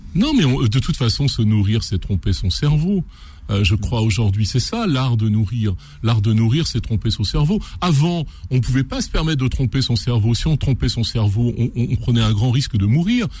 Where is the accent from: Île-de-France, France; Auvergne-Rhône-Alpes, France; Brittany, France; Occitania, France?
Auvergne-Rhône-Alpes, France; Renaison; je suis un enfant, je suis né à Renaison à la campagne